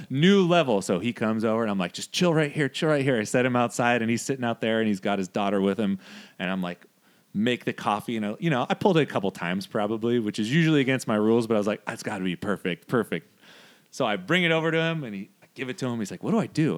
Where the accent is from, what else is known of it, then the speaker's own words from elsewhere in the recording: Modesto, California, United States; we grew up in Modesto.